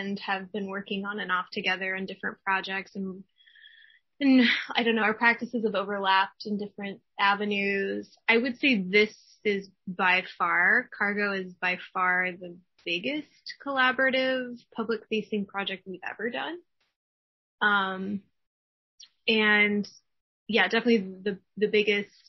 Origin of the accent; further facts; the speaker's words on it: Kansas, United States; now in Omaha, United States; I'm also from Kansas